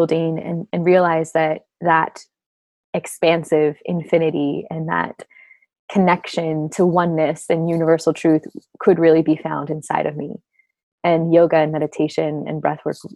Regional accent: Orange County, Southern California, United States; I grew up in Southern California, Orange County, suburban little neighborhood

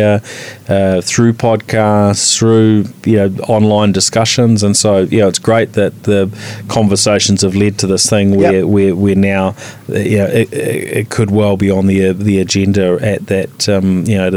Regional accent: New Zealand; as a Kiwi

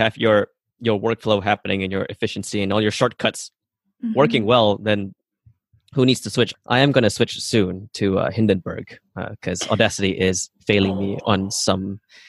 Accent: Sarawak, Malaysia; So I come from Borneo Island. We're from the Iban tribe, and I do have family in the jungle, which is like 5-6 hours drive into the forests.

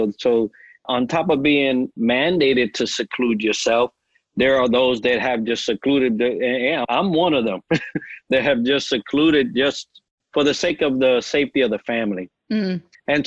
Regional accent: New York, United States; accent: New York; moved away; I may still have a New York accent, right? You could probably say, oh, that guy's from New York somewhere up north. And I don't think I ever lost

